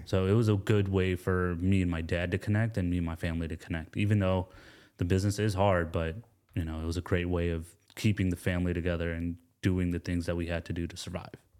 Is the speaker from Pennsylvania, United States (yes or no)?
no; Atlanta, Georgia, United States; also born or lived in Gastonia, North Carolina; I was born in Gastonia, North Carolina, um, raised in Atlanta, and my father's from India, my mom's from Pakistan